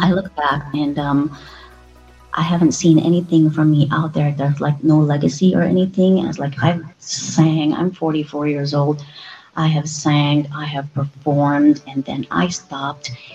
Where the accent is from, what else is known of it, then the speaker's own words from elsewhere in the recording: Philippines; moved away as an adult; now in United States; I came from the Philippines